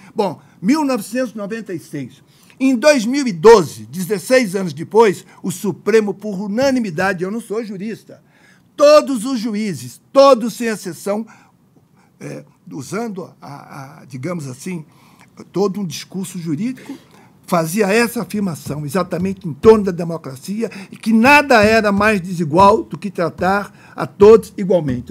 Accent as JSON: {"language": "Portuguese", "region": "Minas Gerais", "country": "Brazil", "said": "eu sou de Minas Gerais, essa expressão é de lá"}